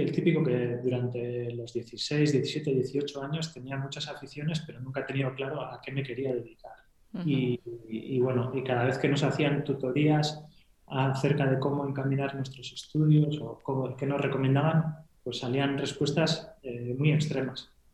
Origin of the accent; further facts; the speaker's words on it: Gipuzkoa, Basque Country, Spain; moved away as an adult; also born or lived in Barcelona / Madrid; now in Hendaye, France; yo soy guipuzcoano de un pueblo muy pequeñito, que tenemos 10.000 habitantes, que está en el interior